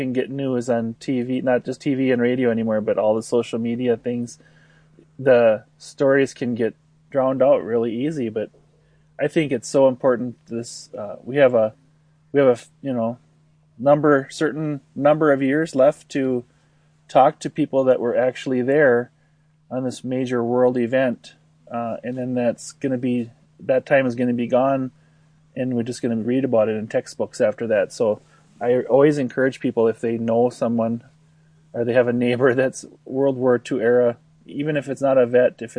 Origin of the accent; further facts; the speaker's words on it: Princeton, Minnesota, United States; I am from Princeton, Minnesota